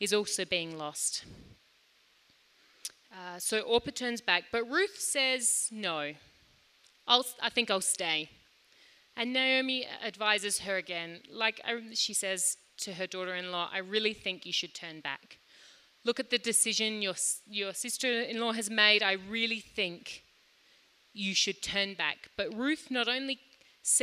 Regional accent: Australia; now in Lilongwe, Malawi; I grew up in Australia

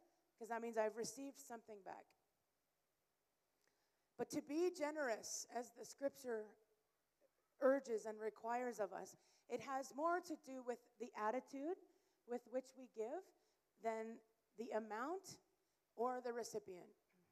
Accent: Canada; moved away as an adult; now in Malawi; I am originally from Canada, and I've been in Malawi since 2014 with our family

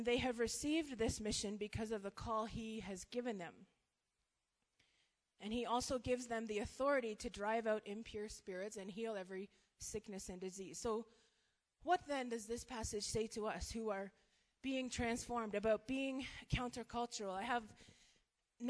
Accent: Canada; moved away as an adult; now in Malawi; so I'm Canadian. We've been in Malawi for 4 years

